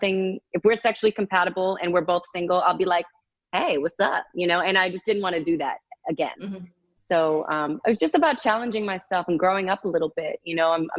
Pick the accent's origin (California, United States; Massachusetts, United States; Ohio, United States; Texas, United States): Massachusetts, United States; moved away as an adult; now in Los Angeles, United States; My two best friends that I grew up with in Massachusetts